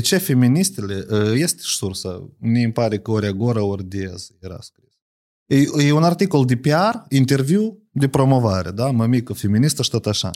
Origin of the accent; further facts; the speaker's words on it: Moldova; Eu sunt moldovean.